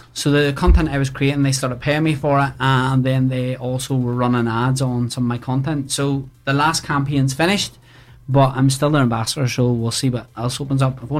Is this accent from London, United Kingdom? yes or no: no; Ballymena, Northern Ireland, United Kingdom; also born or lived in Bradford; now in Belfast, United Kingdom; I'm actually originally from Ballymena. So I lived there.